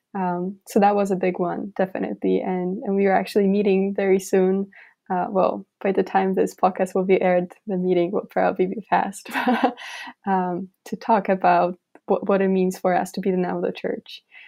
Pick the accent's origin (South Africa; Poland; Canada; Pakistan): Poland; rural village in eastern Poland; moved away as an adult; now in Philadelphia, United States; I am from Poland. I grew up in this very, very rural village